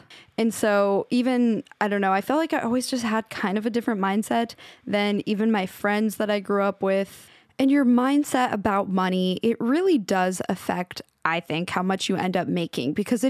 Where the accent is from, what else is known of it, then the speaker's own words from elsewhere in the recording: Washington, United States; the town I grew up in Washington.